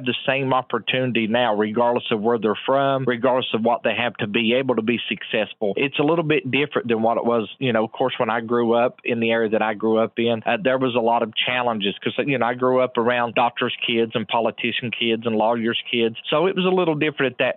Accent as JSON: {"language": "English", "town": "Man", "region": "West Virginia", "country": "United States", "tie": "born or raised there", "lives_now": "Glen Fork, United States", "said": "I grew up in Mann, West Virginia."}